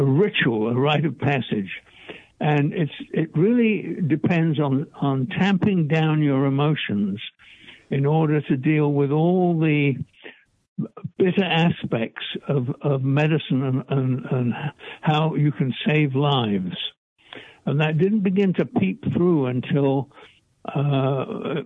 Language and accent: English; England, United Kingdom; I'm English, and in the English educational system